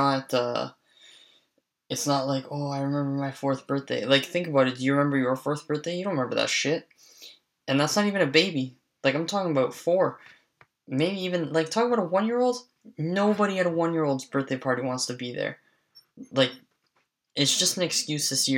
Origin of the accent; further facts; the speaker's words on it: Canada; I'm Canadian